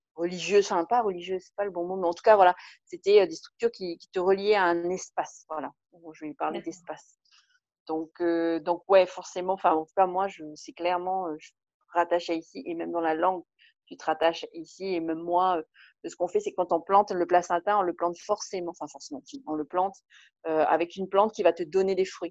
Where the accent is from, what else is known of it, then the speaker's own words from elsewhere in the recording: French Polynesia; je me sens avant tout profondément polynésienne, avant même d'être française